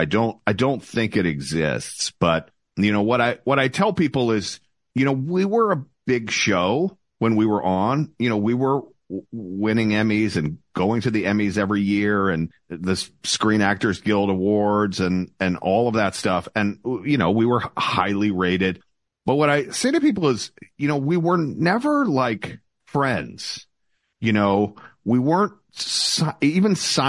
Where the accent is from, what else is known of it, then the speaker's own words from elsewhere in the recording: Atlanta, Georgia, United States; I grew up in Atlanta and I rooted, as a kid for th